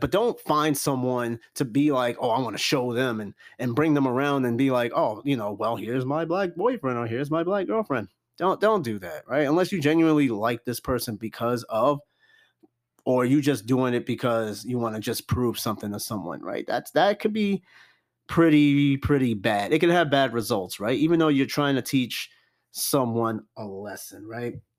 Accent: New York City, New York, United States; I grew up around Corona, Queens.

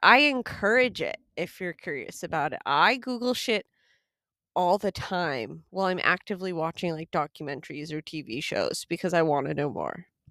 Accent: United States; I am American

